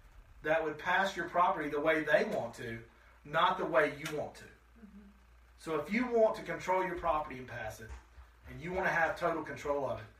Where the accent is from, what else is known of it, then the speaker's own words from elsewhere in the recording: Shelby, United States; growing up in Shelby